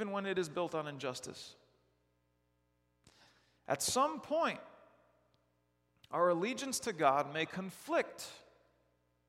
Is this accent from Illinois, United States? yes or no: yes; Chicago, Illinois, United States; I grew up in Chicago